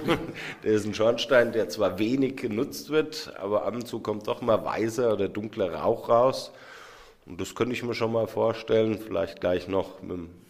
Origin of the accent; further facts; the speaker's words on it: Hüttenberg, Hesse, Germany; Ja, Handkäse, ich komme doch aus Hüttenberg.